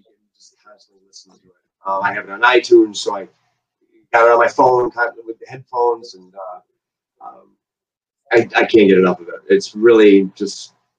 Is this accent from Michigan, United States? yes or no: yes; Belding, Michigan, United States; we actually kind of went to school together. I went to school with his sister. We're both like from Belding